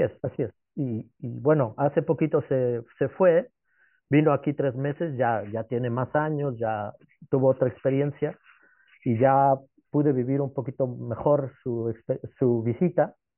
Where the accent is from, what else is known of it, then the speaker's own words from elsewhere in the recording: Mexico; moved away as an adult; also born or lived in England; now in Netherlands; yo soy mexicano, amo mi país